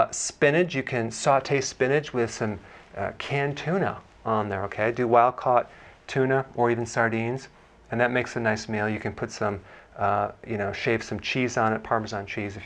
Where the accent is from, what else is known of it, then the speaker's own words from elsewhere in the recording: Wisconsin, United States; I'm from Wisconsin